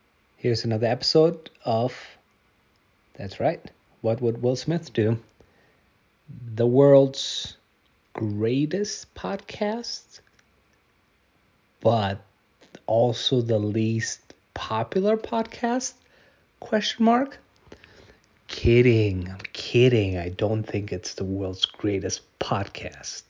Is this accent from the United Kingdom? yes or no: no; Germany; I grew up in Germany.